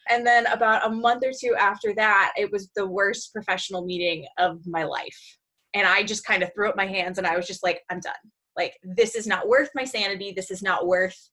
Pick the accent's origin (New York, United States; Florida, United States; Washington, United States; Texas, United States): Washington, United States; Seattle; I'm born and raised in the Seattle area